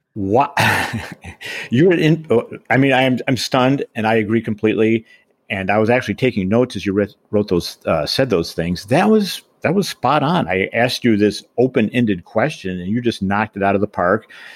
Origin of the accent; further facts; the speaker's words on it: Boulder, Colorado, United States; also born or lived in Michigan; my hometown, of course, is Boulder. It still is.